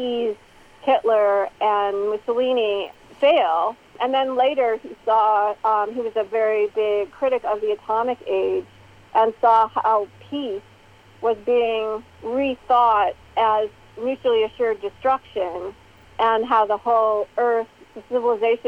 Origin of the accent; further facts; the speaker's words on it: Illinois, United States; my home state of Illinois